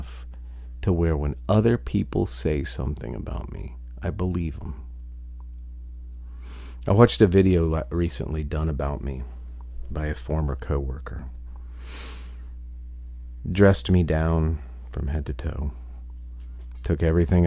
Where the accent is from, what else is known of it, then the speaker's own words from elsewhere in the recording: Ohio, United States; moved away; I come from a very, very small town in Ohio